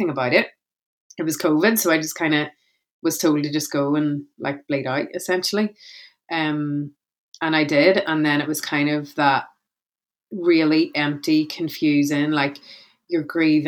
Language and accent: English; Belfast, Northern Ireland, United Kingdom; I'm a speaker from Belfast in Northern Ireland